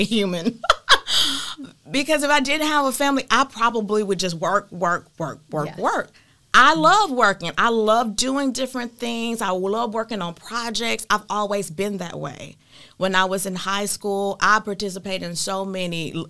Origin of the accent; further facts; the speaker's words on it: Hempstead, Texas, United States; go back to my hometown, Hempstead, Texas